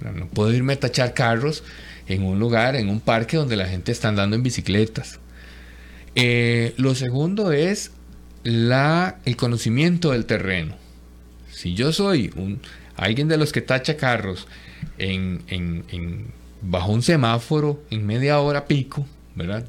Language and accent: Spanish; Costa Rica; como costarricenses